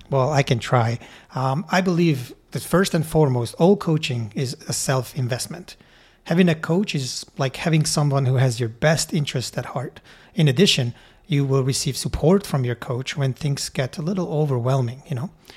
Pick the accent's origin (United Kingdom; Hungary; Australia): Hungary; moved away as an adult; now in Canada; I grew up in Hungary and immigrated to Canada when I was nineteen years old.